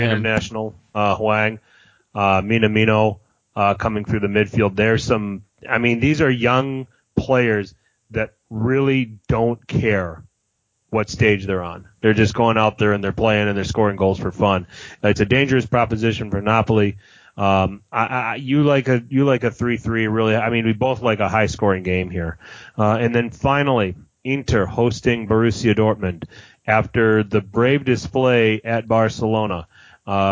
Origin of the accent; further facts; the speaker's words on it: Wisconsin, United States; a Wisconsin native, by the way, my home state.